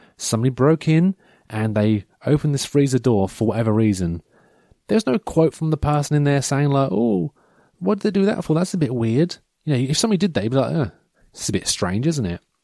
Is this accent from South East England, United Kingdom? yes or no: no; Norfolk, East of England, United Kingdom; I'm proud to be from Norfolk